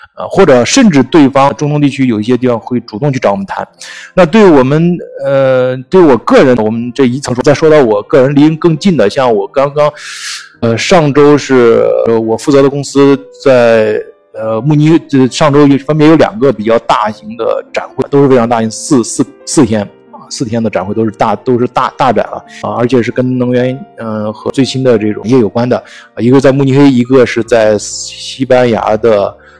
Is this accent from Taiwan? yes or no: no; China; 我们中国人